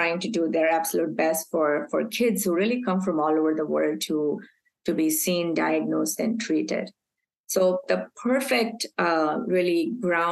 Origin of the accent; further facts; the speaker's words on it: Mumbai, Maharashtra, India; moved away as an adult; also born or lived in Aberdeen, Scotland / Texas; I was born and raised in Mumbai